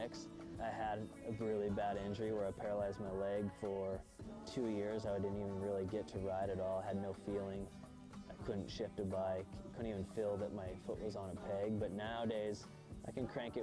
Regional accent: Bend, Oregon, United States; I'm from Bend, Oregon

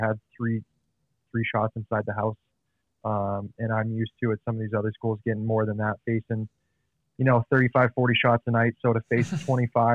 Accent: Utah, United States; moved away; growing up in Utah

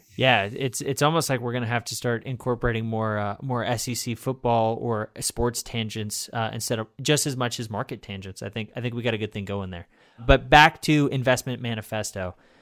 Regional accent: Fayetteville, Arkansas, United States; I'm from Fayetteville. That's where I live, where University of Arkansas is.

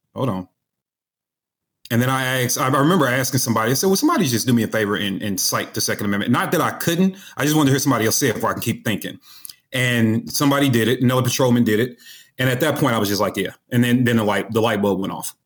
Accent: St. Louis, Missouri, United States; I'm from Saint Louis, Missouri.

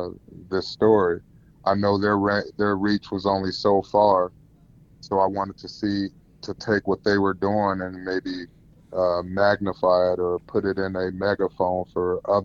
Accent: Denver, Colorado, United States; moved away as an adult; now in Tacoma, United States; I'm originally from Denver, Colorado.

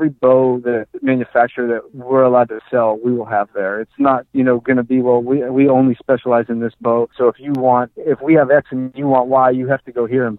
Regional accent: Youngstown, Ohio, United States; my hometown of Youngstown, Ohio.

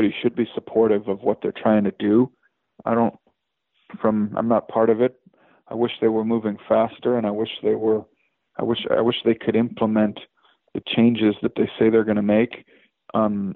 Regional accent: Chicago, Illinois, United States; now in Lexington, United States; I moved to Lexington, Kentucky. I'm from Chicago

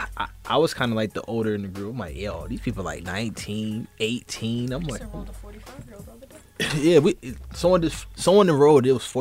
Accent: Boston, Massachusetts, United States; I'm from Boston, Massachusetts.

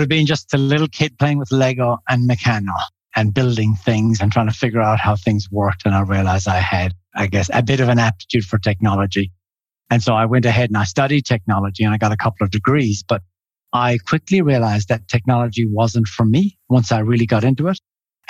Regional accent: Ireland; moved away as an adult; also born or lived in Finland / New Zealand / Switzerland; I grew up in Ireland. I did my bachelor's degree there. Then I moved to Finland, did my master's in Finland.

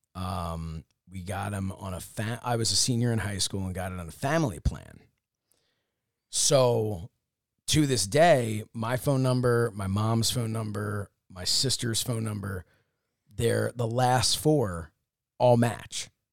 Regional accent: Upper Dublin, Pennsylvania, United States; also born or lived in Dresher, Pennsylvania; Ambler is in Upper Dublin where I grew up, but I lived in Drescher

